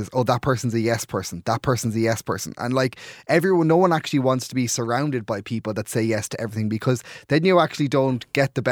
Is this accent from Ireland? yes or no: yes; Clare, Munster, Ireland; moved away as an adult; now in Dublin, Ireland; I'm from Clare, living in Dublin. So if I go home at the weekends, a lot of the time when I go to Clare